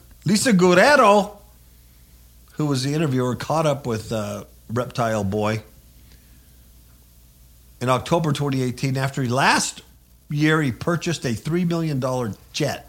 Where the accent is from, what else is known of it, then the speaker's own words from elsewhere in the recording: United States; as an American citizen